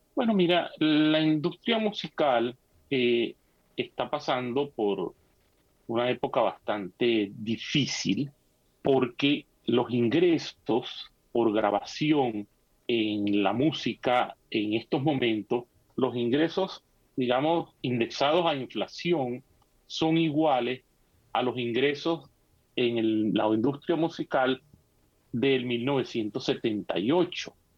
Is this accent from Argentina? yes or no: no; Venezuela; moved away as an adult; allá en, en nuestro país, eh, Venezuela